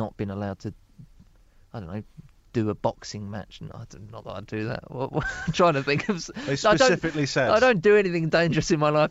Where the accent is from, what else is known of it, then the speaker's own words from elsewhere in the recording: Dagenham, London, United Kingdom; I'm from Dagenham in Essex.